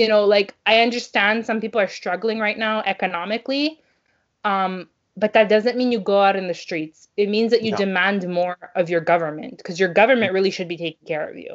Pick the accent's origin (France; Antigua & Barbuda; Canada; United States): Canada; now in Montreal, Canada; as a Canadian